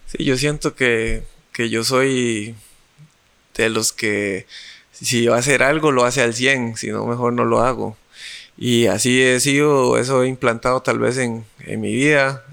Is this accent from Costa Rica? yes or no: yes; San José, Costa Rica; como yo soy de Parados, de San José